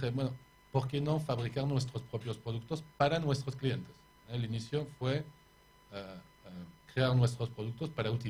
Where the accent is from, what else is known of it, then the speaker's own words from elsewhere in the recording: Paris, Île-de-France, France; born there; accent: French; Spanish is a second language; moved away; Sí, de París, sí. Nacido en París.